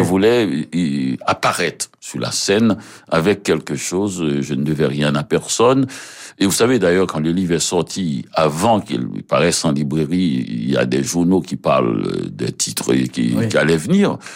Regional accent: Port-au-Prince, Ouest, Haiti; moved away as an adult; now in Montreal, Canada; j'ai passé à Port-au-Prince où je mhm. suis né

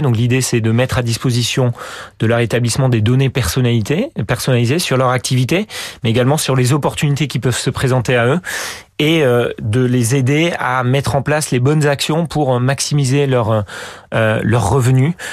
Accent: France; moi le premier en tant que bon français

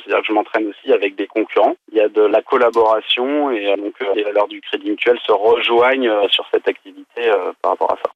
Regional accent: Paris, Île-de-France, France; J'ai grandi à Paris

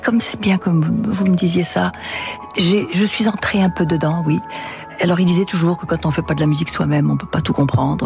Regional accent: France; also born or lived in Russia; je suis d'éducation française, donc je suis française et mes intérêts sont en France

